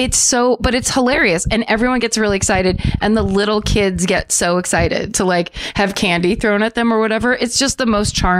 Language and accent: English; Petaluma, California, United States; My hometown of Petaluma, California has the Butter and Eggs Day Parade every year.